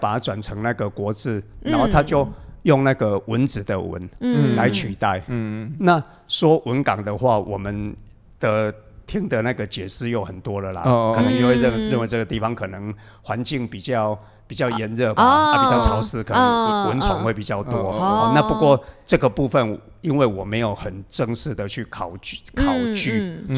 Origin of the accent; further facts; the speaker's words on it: Budai, Chiayi County, Taiwan; 我是土生土长的布袋人